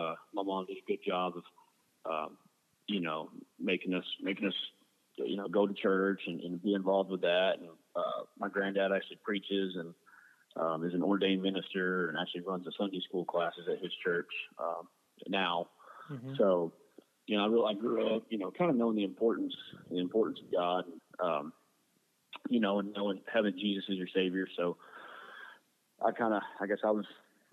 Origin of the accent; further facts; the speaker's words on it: Temple, Texas, United States; I was born and raised in Temple, Texas